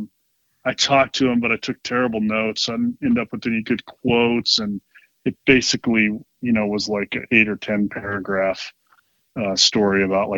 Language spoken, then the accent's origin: English; Northglenn, Colorado, United States; also born or lived in Great Falls, Montana; And then we moved to the Denver area, and I grew up in Adams County, unincorporated Adams County initially for a few years, and then eventually North Glen.